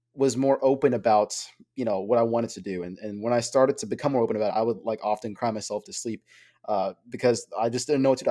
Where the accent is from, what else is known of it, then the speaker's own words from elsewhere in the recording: Bangladesh; from my background, I'm from Bangladesh.